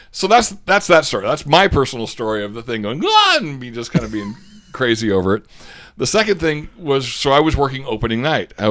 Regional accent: Australia; accent: Australian; And by the way, the only person who's allowed to give me a rashing over my Australian accent, Aussie Matt

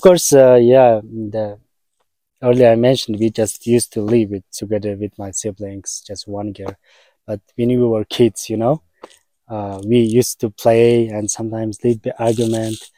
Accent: Mongolia; I was born in Mongolia. I'm a Mongolian man.

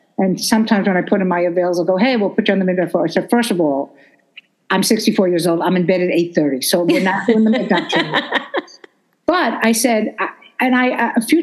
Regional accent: New York City, New York, United States; I'm from Brooklyn, and the F word is an adjective in Brooklyn

